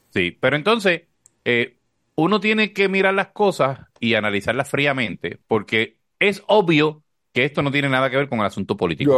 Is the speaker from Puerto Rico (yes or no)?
yes; Corozal, Puerto Rico; moved away; mi pueblo, que siempre estoy bromeando de cuando vivía en Corozal